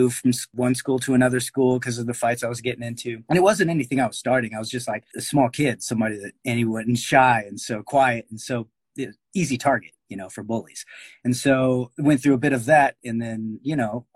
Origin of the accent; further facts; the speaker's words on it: Garland, Texas, United States; I grew up in Garland, Texas. It's like a suburb of Dallas.